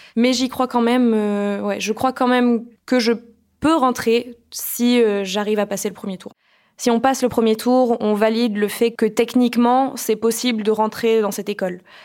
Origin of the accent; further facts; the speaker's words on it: Toulouse, Occitania, France; Mes parents sont tous les deux musiciens au Capitole de Toulouse